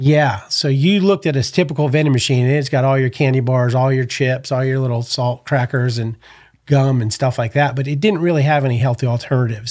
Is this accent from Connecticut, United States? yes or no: yes; New Haven, Connecticut, United States; also born or lived in Orange County, California / San Diego, California; now in Texas, United States; I grew up in Connecticut. I was born in New Haven, Connecticut.